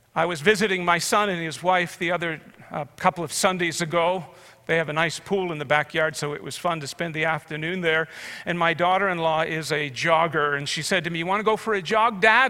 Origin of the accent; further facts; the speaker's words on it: Canada; as a Canadian